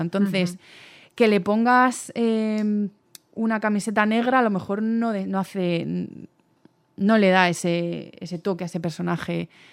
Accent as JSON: {"language": "Spanish", "town": "Cartagena", "region": "Region of Murcia", "country": "Spain", "moved": "as an adult", "lives_now": "Valencia, Spain", "said": "Yo soy de, Cartagena, de Murcia"}